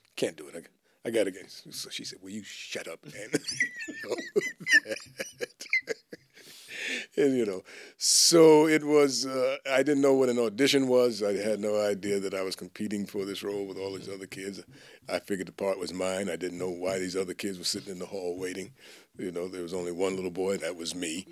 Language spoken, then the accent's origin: English; New York City, New York, United States; I grew up actually in New York City, so I'm a city boy.